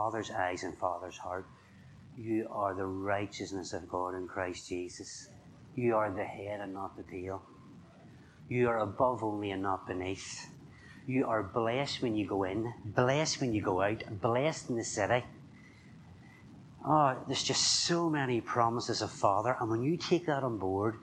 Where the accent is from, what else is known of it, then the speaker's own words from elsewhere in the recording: Northern Ireland, United Kingdom; I'm from Northern Ireland.